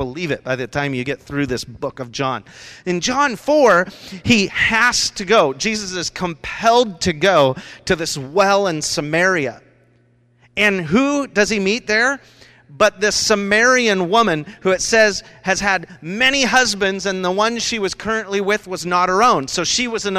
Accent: Rochester, Washington, United States; That's where I grew up. I grew up down in Rochester from the age of 4 to 15

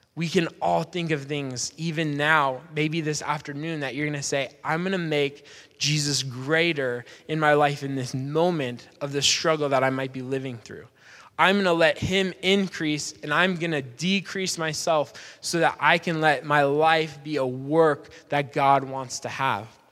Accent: Spokane, Washington, United States; I grew up in Spokane

